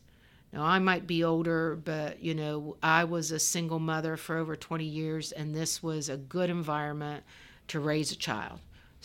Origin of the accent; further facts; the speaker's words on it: Clarksburg, West Virginia, United States; born there; I don't consider myself an outsider, but I wasn't born in Fairmont. I was born in Clarksburg.